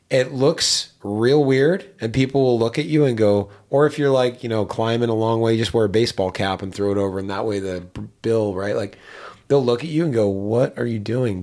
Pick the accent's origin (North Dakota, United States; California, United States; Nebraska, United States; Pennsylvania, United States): Pennsylvania, United States; Pittsburgh; I grew up in Pittsburgh